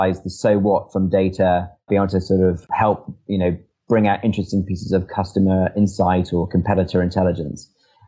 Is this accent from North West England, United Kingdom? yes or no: no; Edinburgh, Scotland, United Kingdom; now in London, United Kingdom; I'm from, despite the accent, I'm actually from Edinburgh. I couldn't, afford to rent in London